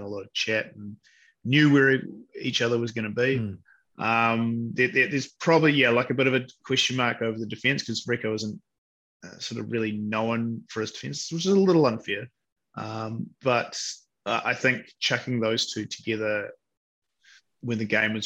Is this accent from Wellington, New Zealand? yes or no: yes; Wellington, New Zealand; I'm from Wellington